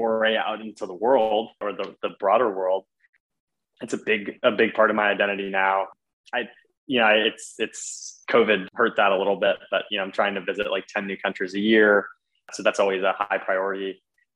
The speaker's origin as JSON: {"language": "English", "town": "Iowa City", "region": "Iowa", "country": "United States", "tie": "born or raised there", "also_born_or_lived": "Chicago", "moved": "as an adult", "said": "I grew up in Iowa City, Iowa, which many people think is Ohio, but grew up in the Midwest."}